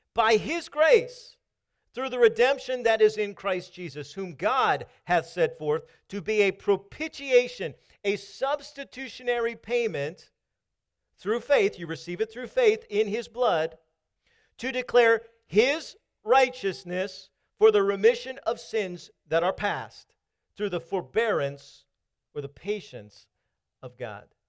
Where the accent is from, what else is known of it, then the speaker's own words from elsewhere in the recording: Maryland, United States; moved away; also born or lived in Kentucky / Virginia; I was coming from Kentucky. I'm from Maryland